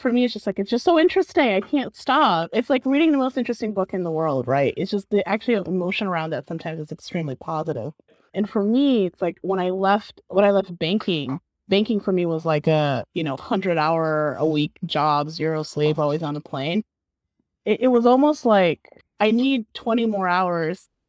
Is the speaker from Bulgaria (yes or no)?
yes; Bulgaria; now in San Francisco, United States; I grew up and I was raised in Bulgaria